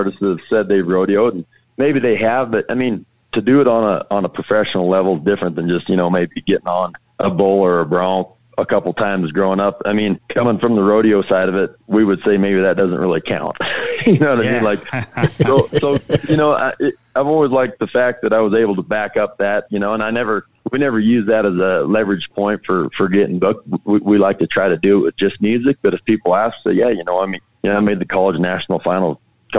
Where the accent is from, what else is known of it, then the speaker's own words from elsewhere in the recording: Wyoming, United States; growing up in Wyoming